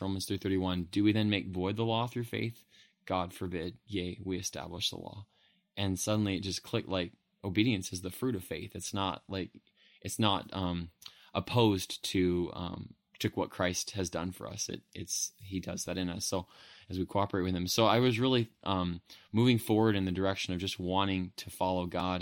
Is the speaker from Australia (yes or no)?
no; Modesto, California, United States; I grew up in Modesto, California, and was raised there